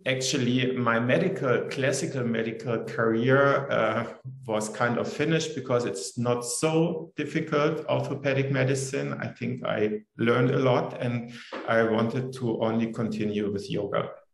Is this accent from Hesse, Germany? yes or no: no; Munich, Bavaria, Germany; I grew up in Munich, which is in south of um, Germany